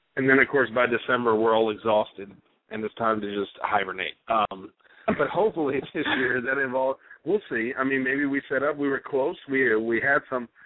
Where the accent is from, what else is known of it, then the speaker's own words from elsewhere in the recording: Dallas, Texas, United States; my hometown of Dallas, Texas